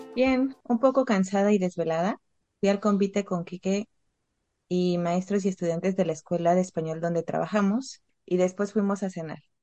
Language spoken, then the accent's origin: Spanish; Oaxaca, Mexico